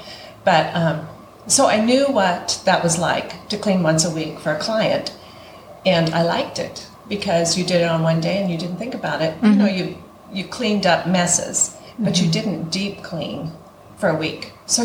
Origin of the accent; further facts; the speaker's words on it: Coeur d'Alene, Idaho, United States; moved away as an adult; now in Moscow, Idaho, United States; we moved here in 1975. I grew up in Coeur d'Alene